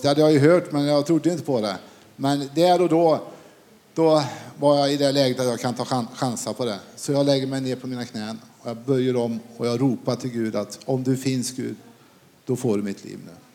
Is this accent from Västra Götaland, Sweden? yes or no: yes; Falköping, Västra Götaland, Sweden; jag kommer från Falköping